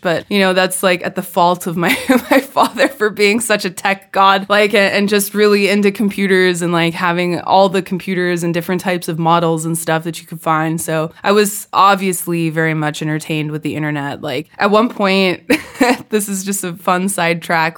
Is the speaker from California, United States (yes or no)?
yes; California, United States; accent: California; moved away; my California accent was so thick at that point